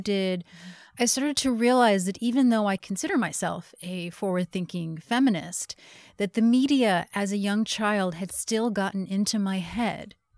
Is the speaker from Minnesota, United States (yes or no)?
no; New Jersey, United States; I grew up in New Jersey